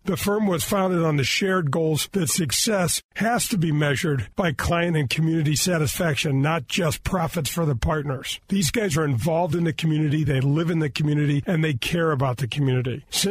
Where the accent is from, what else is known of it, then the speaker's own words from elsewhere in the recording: North County, Missouri, United States; I grew up in North County